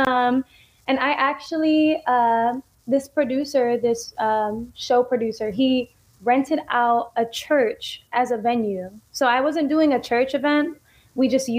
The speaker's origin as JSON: {"language": "English", "town": "San Diego", "region": "California", "country": "United States", "tie": "born or raised there", "said": "my hometown, San Diego"}